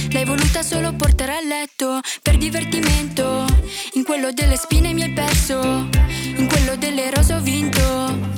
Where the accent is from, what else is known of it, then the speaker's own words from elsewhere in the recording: Bressanone, Trentino-Alto Adige, Italy; ho 19 anni e sono di Bressanone.